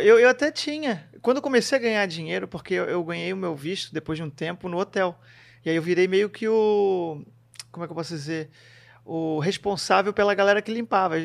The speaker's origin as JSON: {"language": "Portuguese", "town": "Florianópolis", "region": "Santa Catarina", "country": "Brazil", "also_born_or_lived": "New Zealand", "moved": "as an adult", "said": "Eu sou de Floripa"}